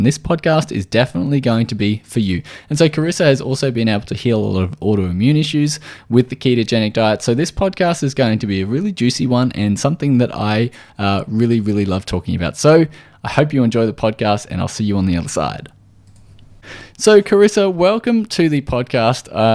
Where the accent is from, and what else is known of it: Australia